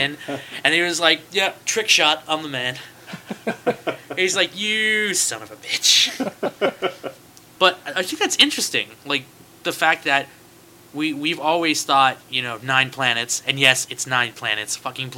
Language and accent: English; United States; No, I'm technically American. I just like Canada.